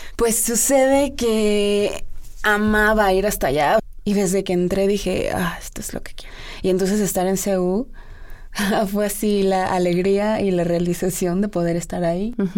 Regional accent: Mexico; moved away

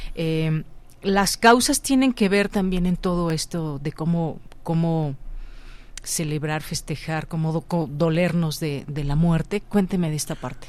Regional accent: Mexico; como mexicanos

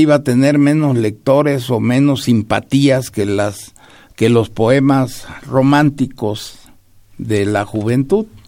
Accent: Mexico; mi país

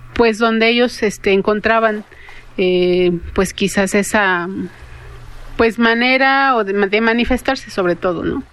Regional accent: Cañada de los Once Pueblos, Michoacán, Mexico; en la región de donde soy yo, que es la caña de los once polos

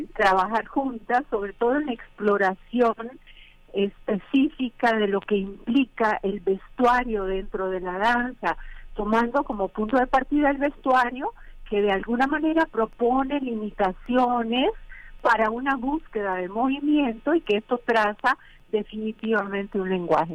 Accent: Costa Rica; moved away; haber nacido en zonas tropicales. Yo soy costarricense

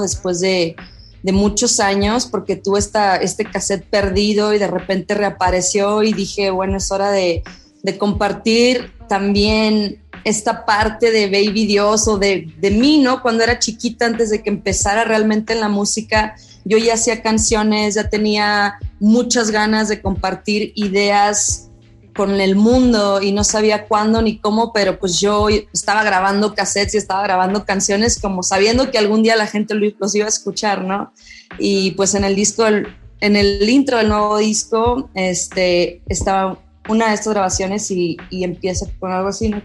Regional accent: Monterrey, Nuevo León, Mexico; moved away as an adult; now in Mexico City, Mexico; nací, crecí en Monterrey

